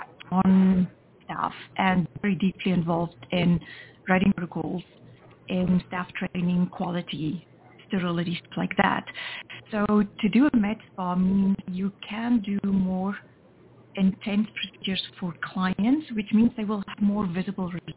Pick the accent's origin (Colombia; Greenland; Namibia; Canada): Namibia; moved away as an adult; also born or lived in South Africa; I was born in Namibia, which is the country just north of the Republic of South Africa.